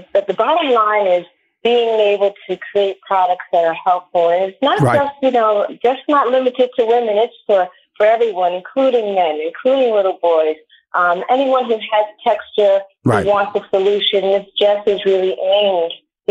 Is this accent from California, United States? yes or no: no; New York, United States; now in Miami, United States; So right now I'm calling from South Florida. I'm in Miami. I'm originally from New York, but I was able to get here.